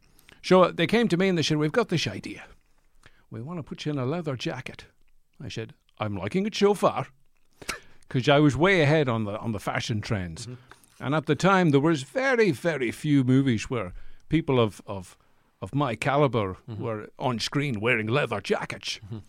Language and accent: English; Edinburgh, Scotland, United Kingdom; I'm from Edinburgh.